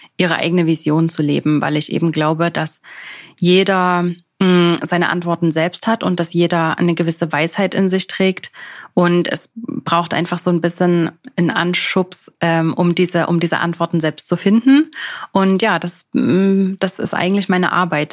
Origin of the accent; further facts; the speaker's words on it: Germany; moved away as an adult; now in Switzerland; ich natürlich jetzt hier als Deutsche komme